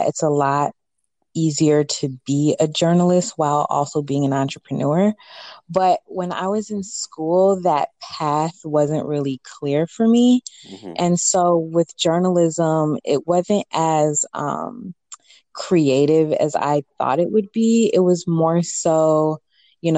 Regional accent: Chicago, Illinois, United States; I was born here in America, in Chicago specifically

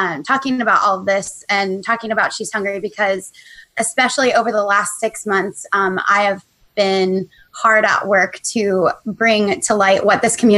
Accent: Reading, Pennsylvania, United States; now in Portland, United States; I'm from Reading

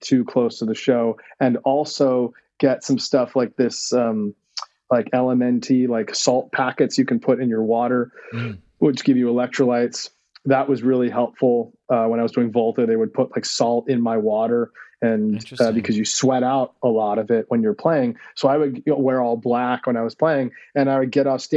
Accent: United States; as an American

